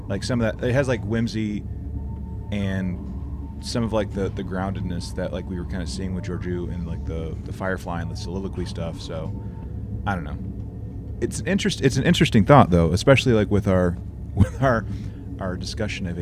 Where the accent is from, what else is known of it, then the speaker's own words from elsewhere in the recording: the American South, United States; I'm a Southerner